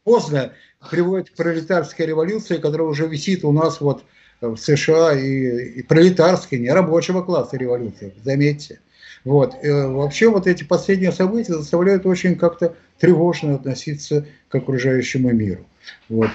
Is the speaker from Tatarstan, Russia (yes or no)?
no; Saint Petersburg, Russia; в родном Питере, здесь